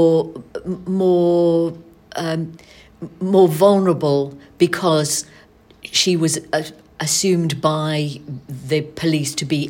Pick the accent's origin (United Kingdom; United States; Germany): United Kingdom; Manchester, North West England; moved away; I was born and brought up in Manchester moved away in 1975